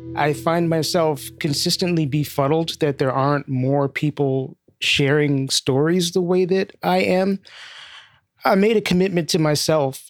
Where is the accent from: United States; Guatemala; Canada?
United States; New York City, New York; also born or lived in Bushwick, Brooklyn / Southfield, Michigan; I grew up in East Flatbush, primarily. I lived in a couple of different places I was born and initially lived in Bushwick, moved to East Flatbush when I was three, left for a couple of years when I was eight, and then came back when I was eleven.